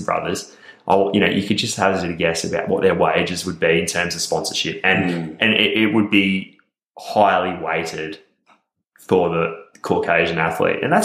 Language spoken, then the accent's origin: English; Australia; we're from Australia